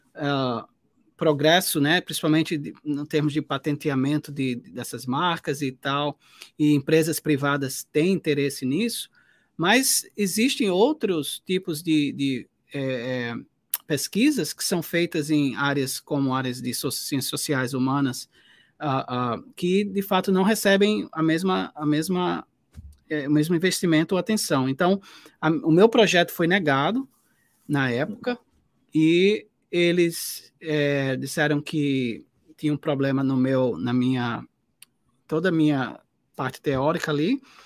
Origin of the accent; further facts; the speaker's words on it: Northeast Region, Brazil; eu sou do Nordeste